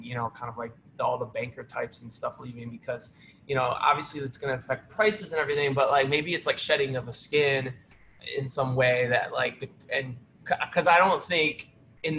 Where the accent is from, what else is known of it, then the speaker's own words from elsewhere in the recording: Cleveland, Ohio, United States; moved away as an adult; now in New York, United States; Cleveland, Ohio, born and raised